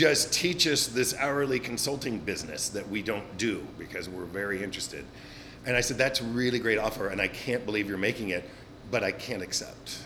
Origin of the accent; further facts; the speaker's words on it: Glendale, California, United States; moved away as an adult; also born or lived in Paris, France; now in San Francisco, United States; I moved back to Glendale on onto my childhood street and my childhood home